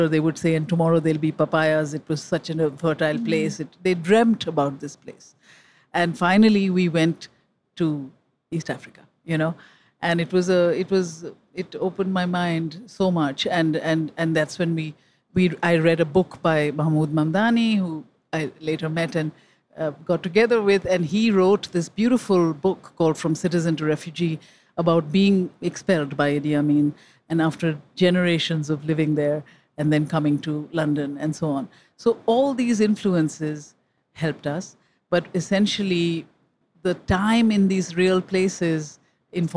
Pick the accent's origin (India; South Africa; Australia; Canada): India; moved away as an adult; now in New York, United States; I came from India when I was 19 to Harvard on a scholarship